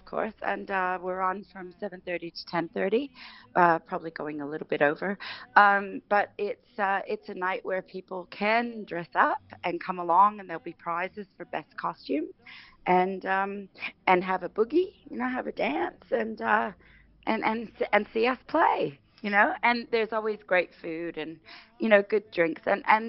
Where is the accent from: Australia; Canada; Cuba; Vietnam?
Canada; also born or lived in England; I guess growing up in Canada, most of my life, and England.